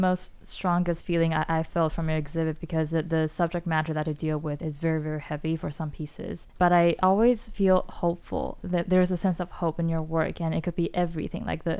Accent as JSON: {"language": "English", "country": "Taiwan", "said": "as Taiwanese"}